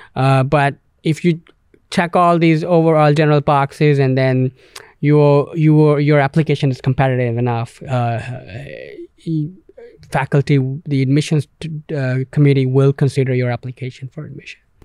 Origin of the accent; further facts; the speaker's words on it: Canada; moved away; being from English-speaking country, Canada